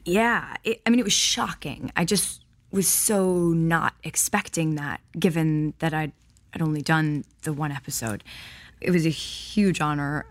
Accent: Highland Park, Illinois, United States; also born or lived in Milwaukee, Wisconsin; So I was born in Milwaukee, Wisconsin, but I was raised in Highland Park, Illinois.

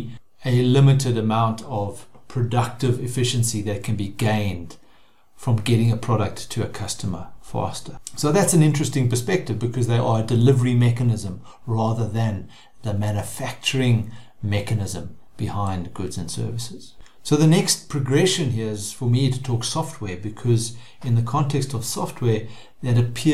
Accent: South Africa; As a South African

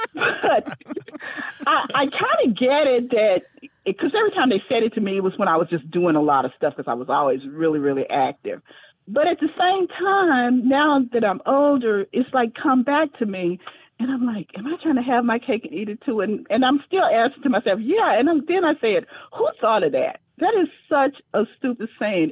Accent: Fort Worth, Texas, United States; I'm from Fort Worth, Texas

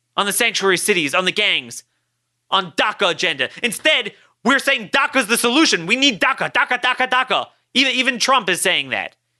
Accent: Baltimore, Maryland, United States; my hometown of Baltimore.

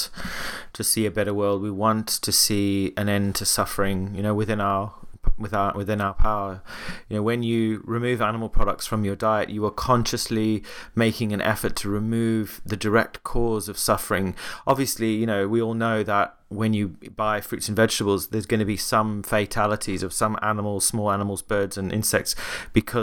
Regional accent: Cape Town, Western Cape, South Africa; moved away; I was recently back in my hometown in Cape Town.

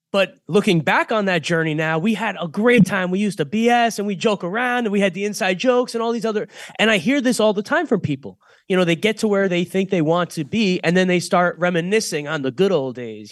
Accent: Boynton Beach, Florida, United States; a guy that I grew up with here in Boynton Beach

